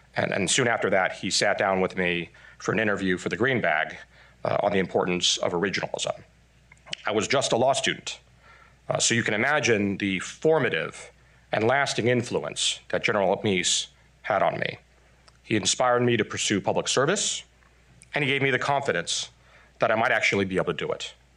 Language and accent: English; Taiwan; also born or lived in Texas, United States; now in United States; I'm Taiwanese by birth, Texan by marriage, but most importantly, I'm American by choice.